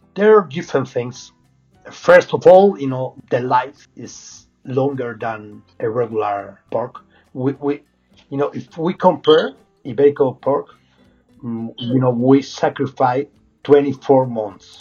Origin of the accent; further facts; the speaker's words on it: Salamanca, Castile and León, Spain; English is a second language; moved away; I'm from Salamanca